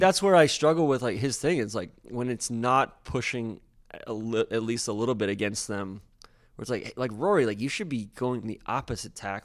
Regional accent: Atlanta, Georgia, United States; moved away as an adult; I grew up in Atlanta

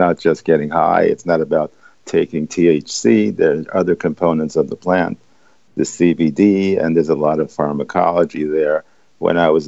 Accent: New York City, New York, United States; I grew up in the East Village

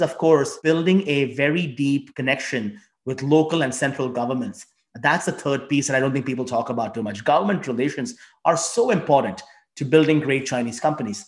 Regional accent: India; also born or lived in China; now in United States; I grew up in India

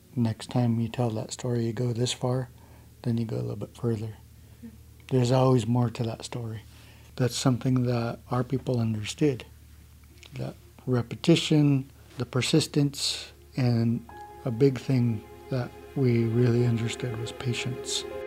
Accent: Lummi, Washington, United States; I'm from Lummi

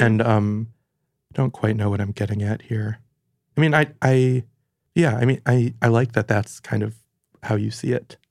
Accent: Franklin, Michigan, United States; now in New York, United States; I'm from Michigan, and I like going back there a lot

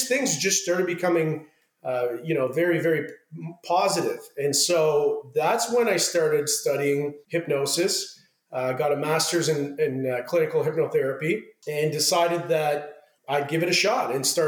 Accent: Ottawa, Ontario, Canada; moved away as an adult; now in Los Angeles, United States; I grew up in Ottawa, Canada, which is the capital of Canada.

